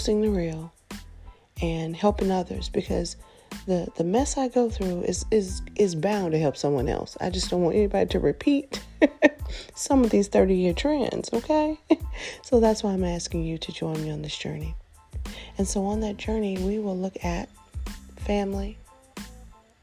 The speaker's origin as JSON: {"language": "English", "town": "Nashville", "region": "Tennessee", "country": "United States", "tie": "born or raised there", "said": "I grew up in the United States, born in the city of Nashville, located in the state of Tennessee"}